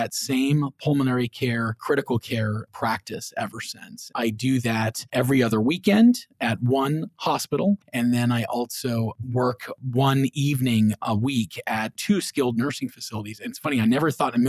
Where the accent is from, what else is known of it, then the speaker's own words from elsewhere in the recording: Clearwater, Florida, United States; also born or lived in Orlando, Florida; I grew up over in the Clearwater area of Florida, and I moved to Orlando to go to UCF.